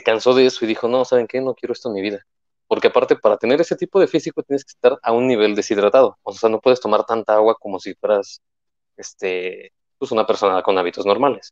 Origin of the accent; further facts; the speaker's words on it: Mexico; es parte de nuestra cultura como mexicanos